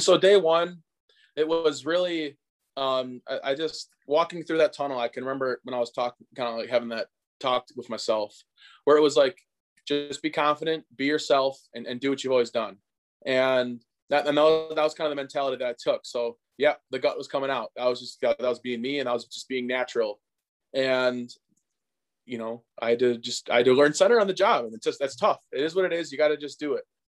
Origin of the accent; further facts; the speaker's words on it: Hartford, Wisconsin, United States; my hometown of, of Hartford, Wisconsin.